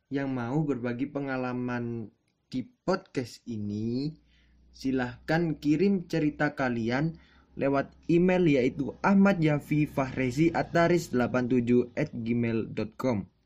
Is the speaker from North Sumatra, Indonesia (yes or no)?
no; Malang, East Java, Indonesia; accent: Javanese (medok); Jadi aku ini asli orang Jawa. Rumahku di Malang.